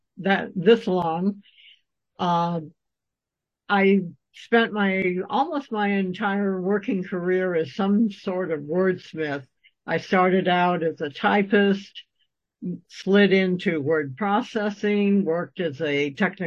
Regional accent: Midwest, United States; I was born and raised in the Midwest, and I still adhere to Midwestern values.

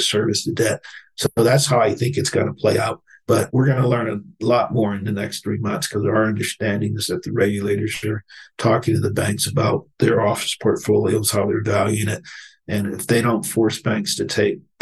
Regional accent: Akron, Ohio, United States; since I'm from Cleveland, I'm from Akron

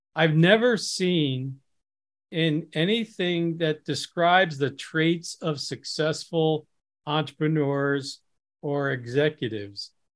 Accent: Midwest, United States; I grew up in the Midwest, which has a different culture than other parts of the country

